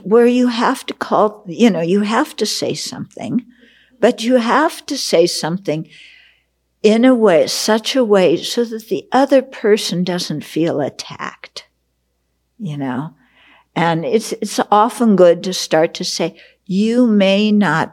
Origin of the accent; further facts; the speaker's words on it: West Coast, United States; I grew up on the West Coast